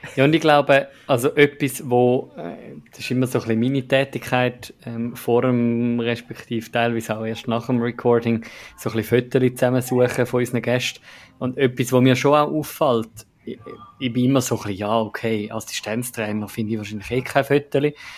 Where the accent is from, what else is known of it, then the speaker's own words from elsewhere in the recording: Zurich / Eastern Switzerland, Switzerland; ich als, als äh, Zürcher und Ostschweizer